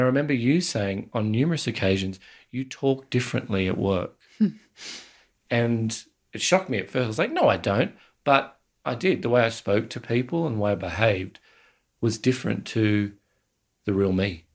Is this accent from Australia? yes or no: yes; Australia; as Australian male